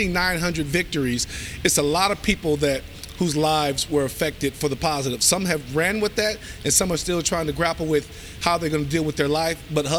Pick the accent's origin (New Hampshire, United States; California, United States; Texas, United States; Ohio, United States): California, United States; Long Beach; moved away; I grew up in Long Beach, California. We had gangs